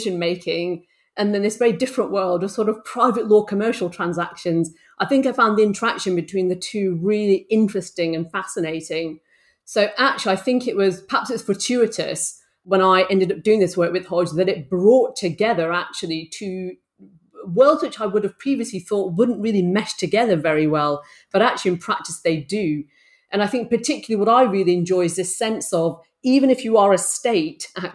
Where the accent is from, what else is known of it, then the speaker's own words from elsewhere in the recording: Bolton, North West England, United Kingdom; I grew up in Bolton in the northwest of England